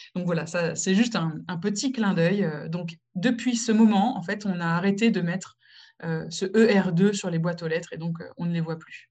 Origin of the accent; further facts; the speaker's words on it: France; moved away as an adult; also born or lived in Morocco; now in United Kingdom; je suis française, mais je suis aussi marocaine